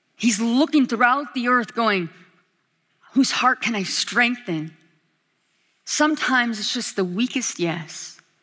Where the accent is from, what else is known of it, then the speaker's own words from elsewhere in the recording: Alaska, United States; now in Kona, United States; I'm from Alaska